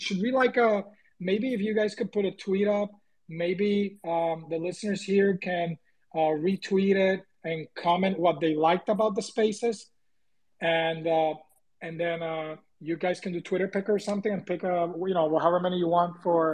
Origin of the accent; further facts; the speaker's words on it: Puerto Rico; moved away; I'm originally from Puerto Rico